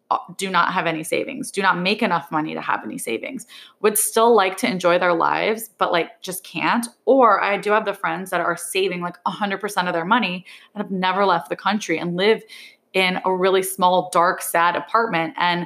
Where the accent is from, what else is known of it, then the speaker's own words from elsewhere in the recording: New York, United States; as a New Yorker, I think it's not weird when you ask somebody how much they pay for rent because everybody knows.